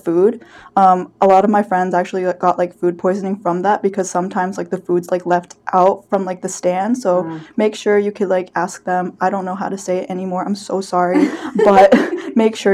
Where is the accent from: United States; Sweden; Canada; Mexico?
United States; Maine; I'm from Maine and it's very rural where I come from